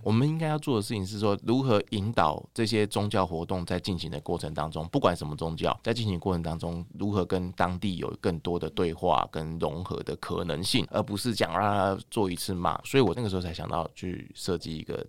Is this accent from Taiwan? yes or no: yes; Taipei, Taiwan; 因为我是台北人嘛，然后等于是北部人